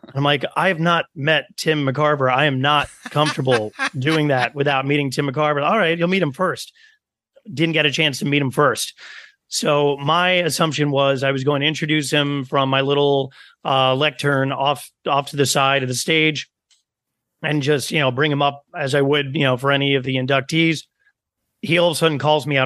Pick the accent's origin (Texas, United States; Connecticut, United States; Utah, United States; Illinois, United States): Connecticut, United States; Stamford; accent: New York; I was born and raised in Stamford, Connecticut